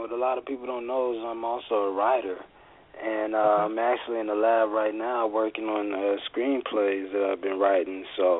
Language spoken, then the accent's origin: English; Atlanta, Georgia, United States; I'm from Atlanta, okay. That's where I was raised. That's my home.